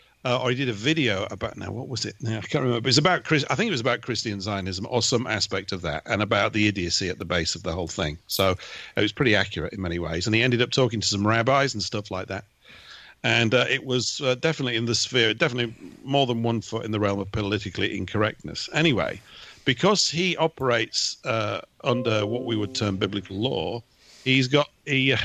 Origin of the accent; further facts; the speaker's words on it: England, United Kingdom; I'm an Englishman